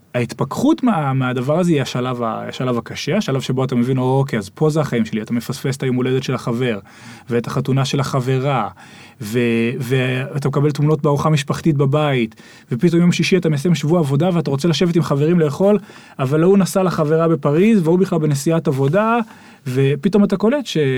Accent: Israel; moved away as an adult; אנחנו ישראלים

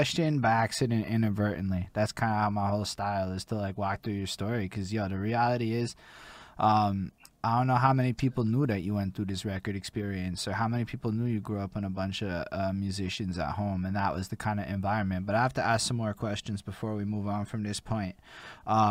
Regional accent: Montreal, Quebec, Canada; I'm from Montreal

